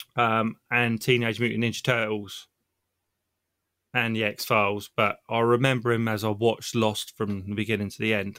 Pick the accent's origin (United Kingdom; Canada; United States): United Kingdom; Southampton, South East England; I'm from Southampton, England